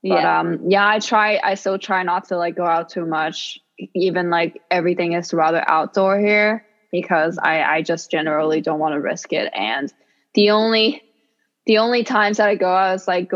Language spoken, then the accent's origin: English; Hong Kong; English is a second language; also born or lived in New York City, United States; now in Florida, United States; me being from Hong Kong